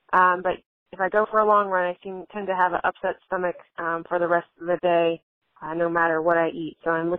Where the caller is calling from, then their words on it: Williamsburg, Virginia, United States; I'm calling from Williamsburg, Virginia.